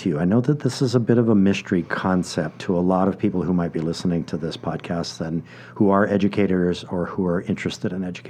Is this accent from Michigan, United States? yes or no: no; Oahu, Hawaii, United States; I was a miserable student in high school here on Oahu at Punahou School.